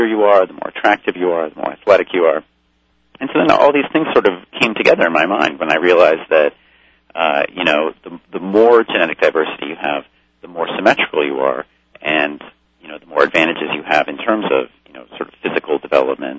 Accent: Los Angeles, California, United States; I grew up in Los Angeles and had very liberal parents.

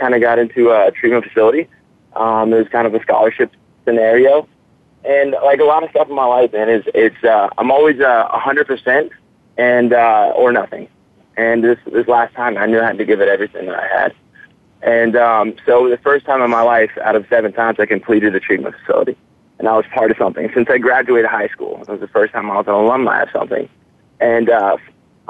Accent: Atlanta, Georgia, United States; now in Florida, United States; I'm from Atlanta, Georgia.

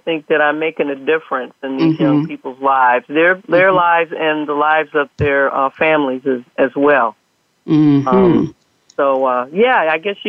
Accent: Detroit, Michigan, United States; also born or lived in Highland Park, Michigan; I grew up in Detroit, and I lived also in Highland Park, which is a part of Detroit.

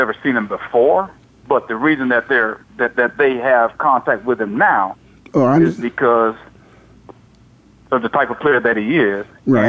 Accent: Gainesville, Florida, United States; the University of Florida, right here in my hometown.

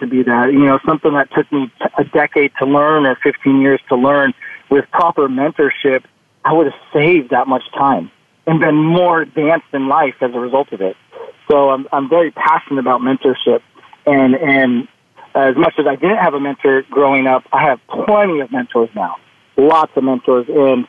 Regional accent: Northern California, United States; I grew up in Northern California.

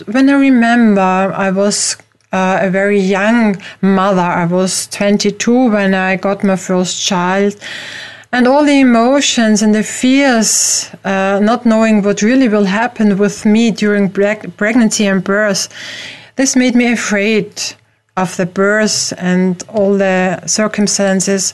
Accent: Vienna, Austria; I'm not from America, I'm from Europe, from Vienna in Austria

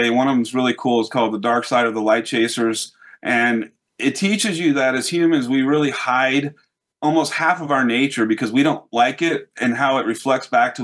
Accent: United States; as an American

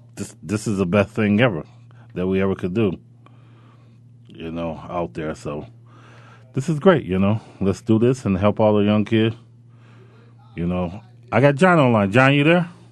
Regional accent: Robbins, Illinois, United States; when I grew up, I grew up in Robbins, Illinois

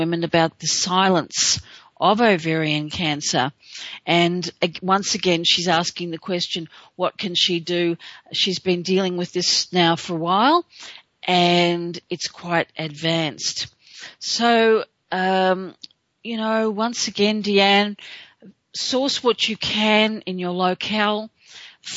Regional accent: Australia; being an Aussie

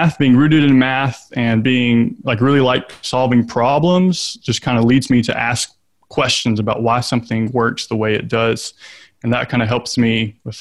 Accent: Shreveport, Louisiana, United States; now in Lafayette, United States; I grew up in North Louisiana in Shreveport

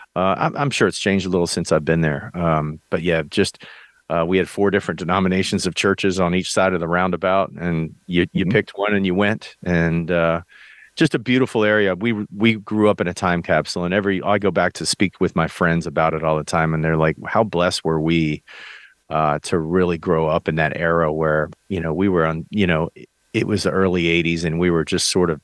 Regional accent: United States; I came up in small town America

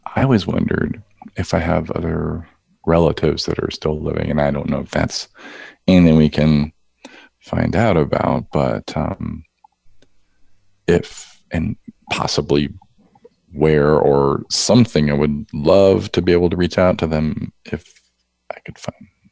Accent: West Palm Beach, Florida, United States; I was born in West Palm Beach, Florida

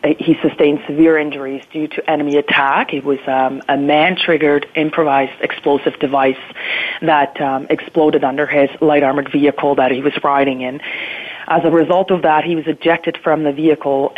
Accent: near Bern, Switzerland; moved away as an adult; now in Ontario, Canada; I was born and raised in Switzerland in a very small town just outside of the capital of Bern.

